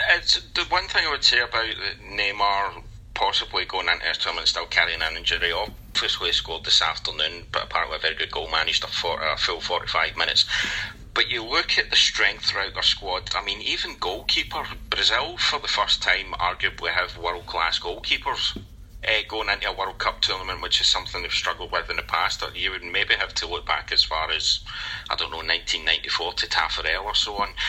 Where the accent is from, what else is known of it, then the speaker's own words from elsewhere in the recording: Scotland, United Kingdom; as a Scotsman